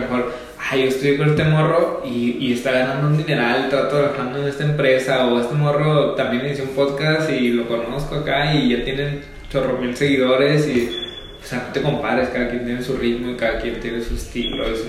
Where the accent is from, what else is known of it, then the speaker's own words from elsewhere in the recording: Ciudad Obregón, Sonora, Mexico; moved away; also born or lived in Hermosillo; yo soy de Oregón